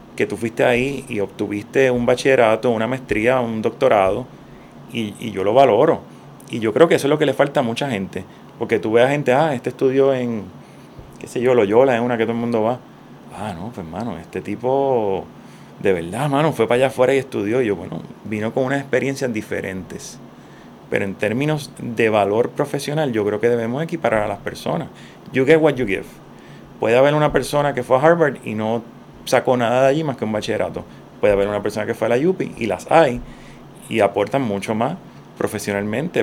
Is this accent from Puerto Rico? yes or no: yes; Puerto Rico; also born or lived in Santurce, San Juan; Yo me considero un, puertorriqueño típico